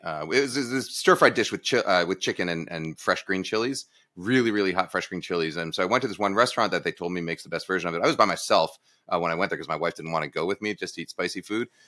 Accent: East Coast, United States; moved away as an adult; also born or lived in San Mateo; I'm originally from the East Coast.

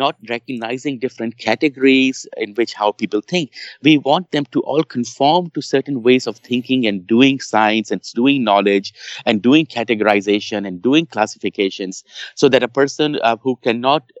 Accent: Pakistan; English is a second language; moved away; You know, I was born in Pakistan. I lived parts of my life in Pakistan.

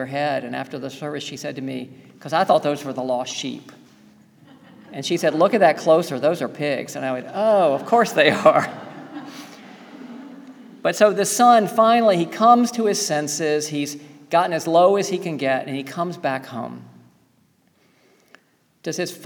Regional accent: the South, United States; Growing up in the South

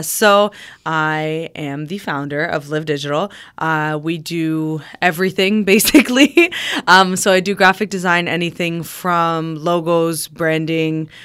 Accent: Riverside, Ontario, Canada; I grew up in Riverside

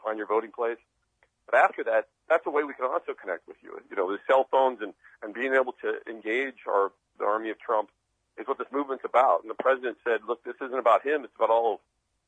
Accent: Midwest, United States; I grew up in the Midwest

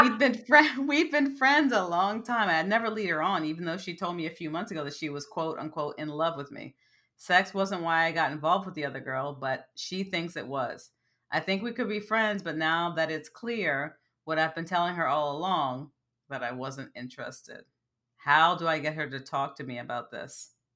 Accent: United States; also born or lived in Bronx, New York; as an American

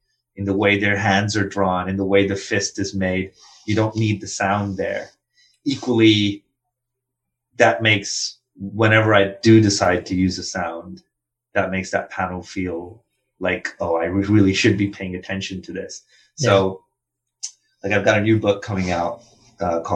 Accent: India; English is a second language; moved away as an adult; also born or lived in Philadelphia; as a kid growing up in India

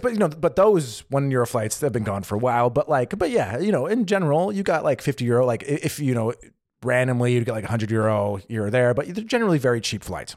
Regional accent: United States; moved away as an adult; now in Germany; I grew up in the States

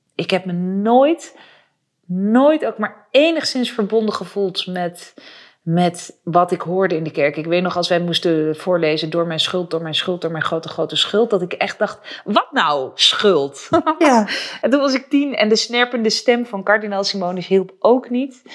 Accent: Utrecht, Netherlands; ik ben zelf geboren in Utrecht

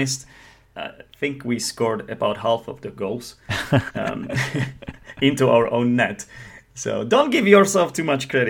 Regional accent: Czechia; English is a second language; and I am from the Czech Republic

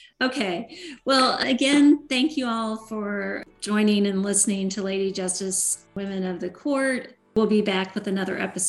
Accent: Iowa, United States; I was born in Iowa

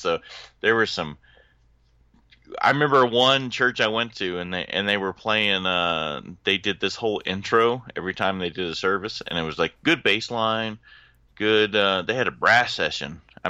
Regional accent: Orlando, Florida, United States; now in Charleston, United States; I came from Orlando and came to Charleston, so came from Southern Baptist is where I came from.

